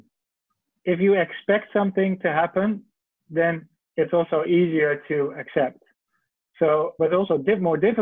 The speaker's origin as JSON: {"language": "English", "country": "Netherlands", "moved": "yes", "lives_now": "China", "said": "I'm from the Netherlands originally."}